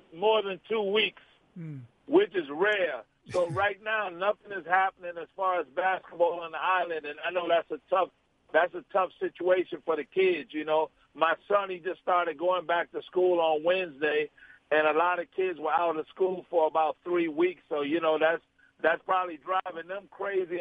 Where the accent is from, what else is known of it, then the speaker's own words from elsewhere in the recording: New York City, New York, United States; also born or lived in Puerto Rico; I was born in Puerto Rico, but I grew up in Harlem, New York.